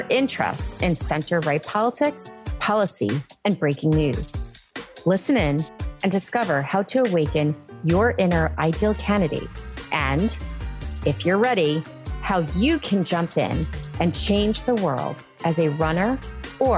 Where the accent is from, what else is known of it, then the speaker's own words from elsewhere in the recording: Long Island, New York, United States; moved away as an adult; also born or lived in Queens, New York; now in Boston, United States; I went to a parochial school from first to fifth grade, and then my dad suddenly died, and we moved from Queens to Long Island. The public schools where I grew up were amazing.